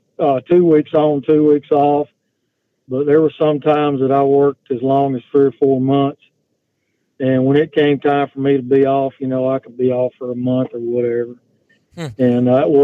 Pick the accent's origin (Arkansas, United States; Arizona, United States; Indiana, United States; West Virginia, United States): Arkansas, United States; Pine Bluff; I was born in Pine Bluff, Arkansas in 1959, and I lived there until I was probably 31